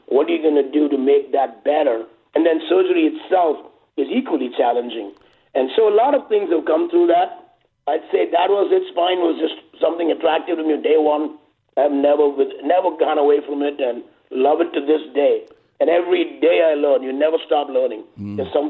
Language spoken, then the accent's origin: English; India; moved away as an adult; also born or lived in England / New York; now in Los Angeles, United States; I grew up in India from the age of 10 to 27